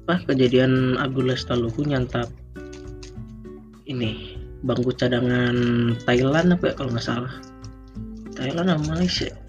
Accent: Jakarta, Indonesia; also born or lived in Java; gue bukan orang Jawa asli ya gue orang Jakarta gede di Jawa sekarang gue juga kuliahnya di Jakarta

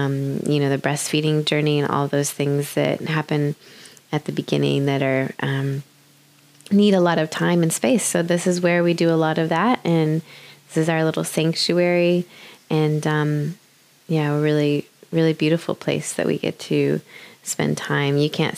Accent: United States; moved away as an adult; also born or lived in Brisbane, Australia; now in Sunshine Coast, Australia; I was living in Brisbane here in Australia. I'm actually originally from America.

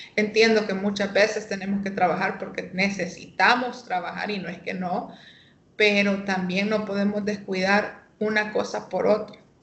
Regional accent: Tegucigalpa, Francisco Morazán, Honduras; vivo aquí en Tegucigalpa, soy capitalina

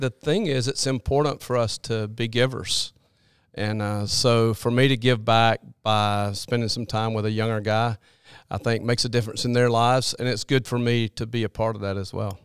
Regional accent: Birmingham, Alabama, United States; I grew up in Birmingham area

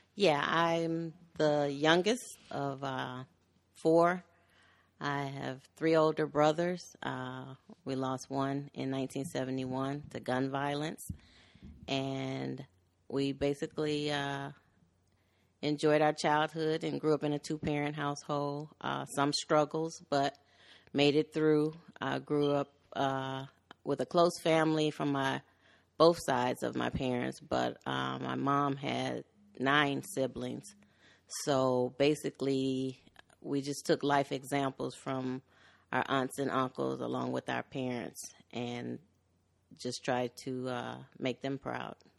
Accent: Chicago, Illinois, United States; I was born in Chicago. I'm originally from the West Side. I later moved to the western suburbs

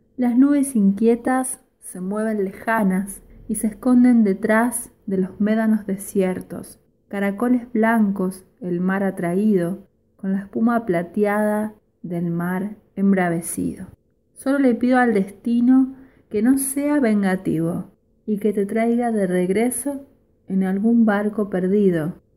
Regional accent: Rosario, Santa Fe, Argentina; soy de Rosario

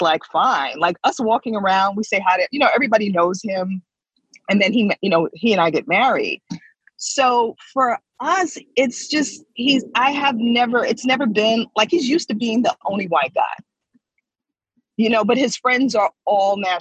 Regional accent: New York, United States; I come from New York.

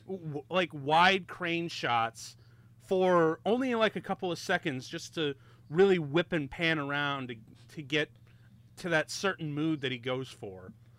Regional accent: Chicago, Illinois, United States; I'm from Chicago

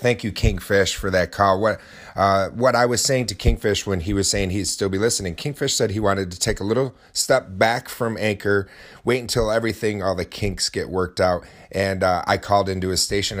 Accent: Oswego, New York, United States; at our local Renaissance festival in my hometown of Oswego

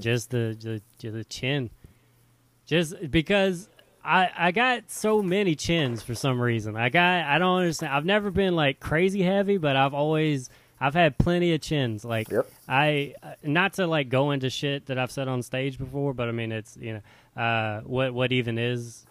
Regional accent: Louisiana, United States; moved away as an adult; now in Seattle, United States; I moved from Louisiana, moved to Seattle

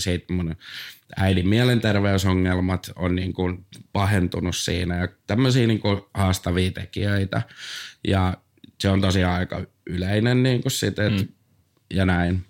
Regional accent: Tampere, Pirkanmaa, Finland; mä oon Tampereelta

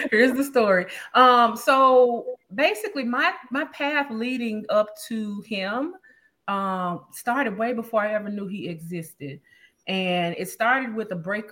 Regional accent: Memphis, Tennessee, United States; moved away as an adult; also born or lived in Dallas, Texas; now in Los Angeles, United States; I grew up, born and raised in Memphis

